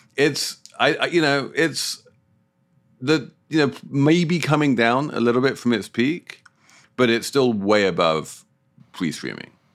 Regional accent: United Kingdom; moved away; as a Brit

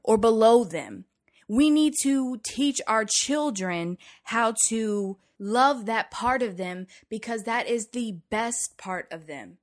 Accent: the South, United States; growing up in the South

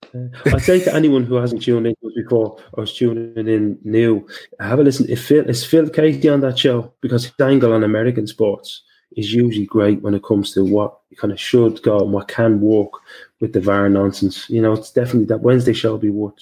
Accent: Liverpool, North West England, United Kingdom; I grew up in Liverpool with the with the top dogs when I was a little kid

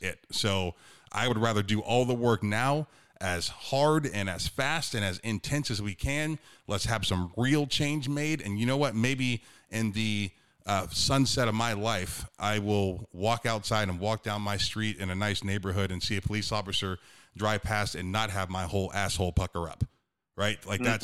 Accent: Youngstown, Ohio, United States; I'm from Northeastern Ohio, Youngstown area. I played in a conference called the Steel Valley

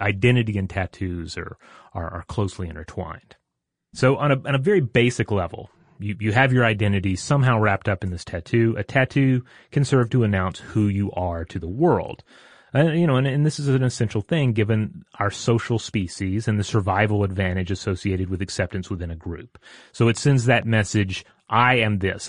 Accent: Tennessee, United States; moved away; also born or lived in Georgia; I grew up in Tennessee

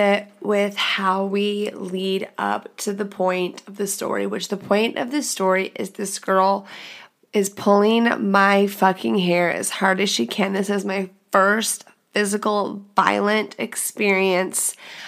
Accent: The Woodlands, Texas, United States; I am from the Woodlands, Texas. If you know anything about that, it's a goddamn bubble

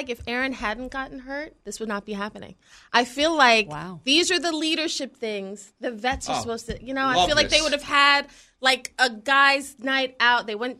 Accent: New York City, New York, United States; And I know I'm from New York City. I'm from Brooklyn. I went to school in Greenwich Village, Soho, when I was in middle school.

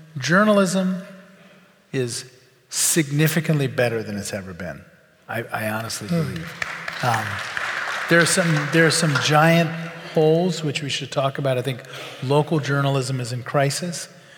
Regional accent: New Orleans, Louisiana, United States; I grew up in New Orleans.

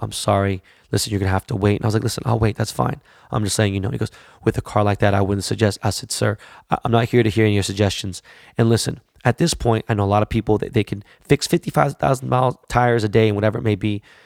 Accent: Los Angeles, California, United States; I'm from Koreatown.

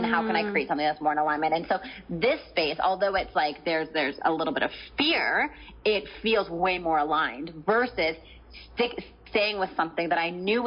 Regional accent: Canada; moved away as an adult; now in San Diego, United States; I'm Canadian.

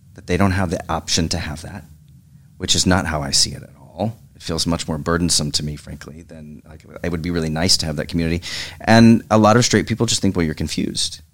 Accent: Oklahoma, United States; moved away as an adult

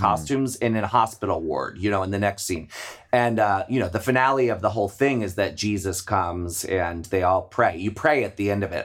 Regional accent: Maryland, United States; I grew up in Maryland.

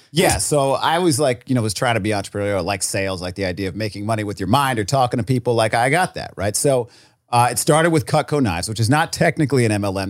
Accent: Rhode Island, United States; moved away; I was from Rhode Island

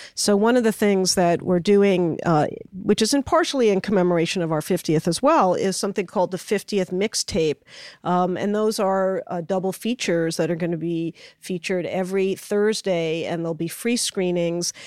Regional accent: New York, United States; I grew up in New York

